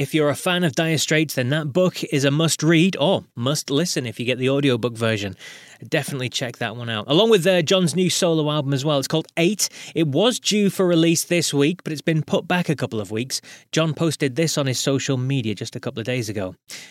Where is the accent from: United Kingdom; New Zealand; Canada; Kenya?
United Kingdom; Yeah, so from my point of view, being British, the Rock Hall was kind of, it was in a haze.